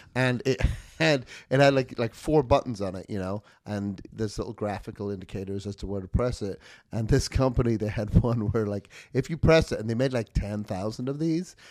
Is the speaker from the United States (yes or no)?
no; United Kingdom; moved away